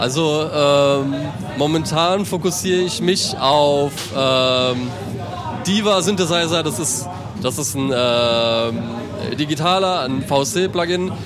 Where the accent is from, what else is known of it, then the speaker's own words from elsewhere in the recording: Mannheim / Heidelberg / Ludwigshafen, Rhine-Neckar, Germany; bei uns in Mannheim